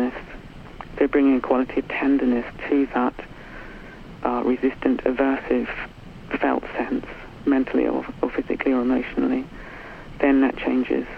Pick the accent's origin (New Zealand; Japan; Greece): New Zealand; now in United Kingdom; I was brought up in New Zealand in the 60s